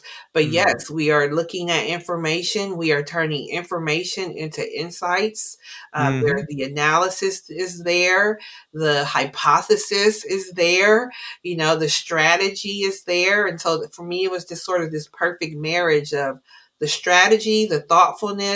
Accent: Columbus, Ohio, United States; Incredibly urban, born and raised in Columbus, Ohio, as urban as that gets

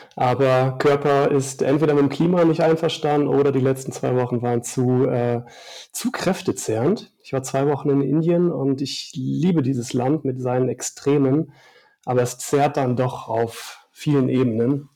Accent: Upper Palatinate, Bavaria, Germany; meine Heimat, die Oberpfalz, ist natürlich bergisch und ich fühle mich da auch einfach wohl

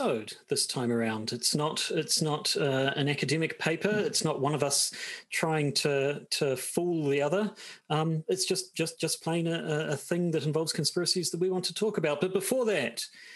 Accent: New Zealand; accent: New Zealand; just how New Zealand-y my accent is

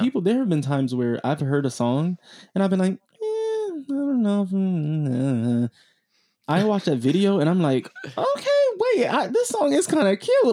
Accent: South Florida, United States; I'm from South Florida

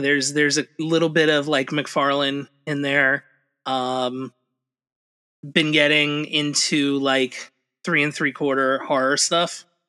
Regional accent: New Jersey, United States; I'm from New Jersey.

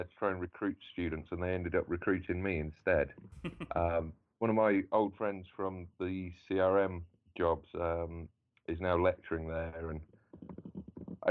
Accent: Bournemouth, South West England, United Kingdom; moved away as an adult; also born or lived in Ireland; now in Reno, United States; I'm English. I was born in England anyway. And I went to school in Bournemouth.

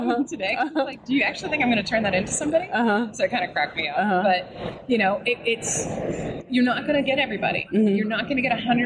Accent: East Coast, United States; I'm from the East Coast, so I say guys for everything

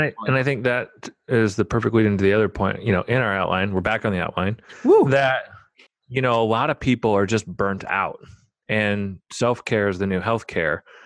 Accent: Omaha, Nebraska, United States; I grew up in Omaha, Nebraska.

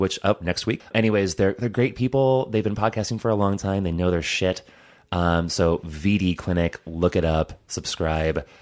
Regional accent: Hobart, Indiana, United States; I grew up in Hobart, Indiana

